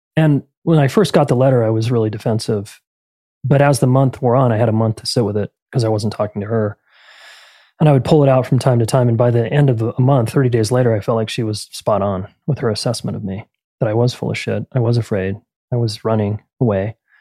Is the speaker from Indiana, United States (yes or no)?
no; Salt Lake City, Utah, United States; I'm from Salt Lake City, Utah originally, born and raised